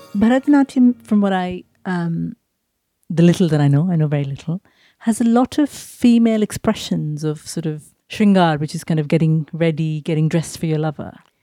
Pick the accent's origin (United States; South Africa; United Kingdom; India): India; moved away as an adult; growing up in India in the eighties and nineties